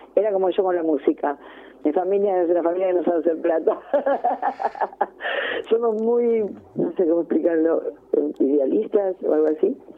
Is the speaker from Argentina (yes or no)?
yes; Ramos Mejía, Buenos Aires Province, Argentina; yo soy de Ramos